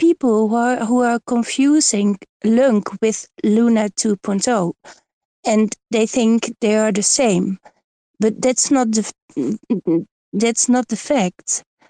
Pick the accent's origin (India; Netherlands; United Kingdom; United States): Netherlands; English is a second language; I'm from Holland, so my English is very bad.